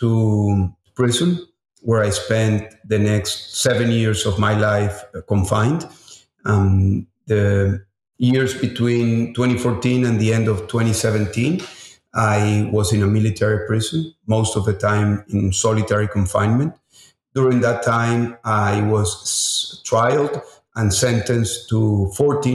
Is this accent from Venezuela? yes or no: yes; Venezuela; moved away as an adult; also born or lived in United States; I'm from Venezuela. I was born in the 1970s in Venezuela